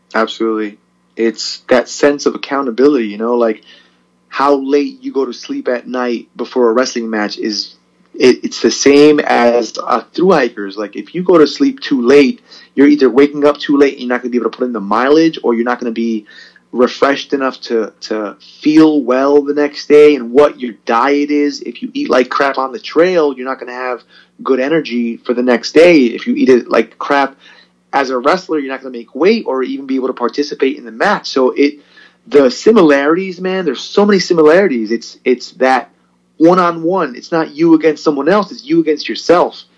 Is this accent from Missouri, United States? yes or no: no; Perth Amboy, New Jersey, United States; also born or lived in Puerto Rico; I was born in Puerto Rico actually, and then came here when I was three or four, and pretty much raised as a Perth Amboy uh, resident